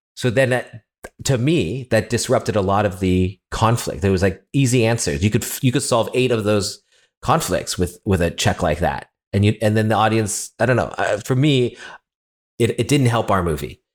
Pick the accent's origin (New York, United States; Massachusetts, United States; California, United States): California, United States; I'm not Latino, I'm from California, the other side, from a Chinese restaurant, uh, owners.